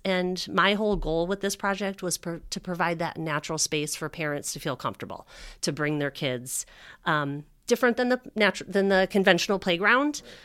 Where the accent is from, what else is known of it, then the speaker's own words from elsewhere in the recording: Northwest suburbs, Illinois, United States; I grew up in the Northwest suburbs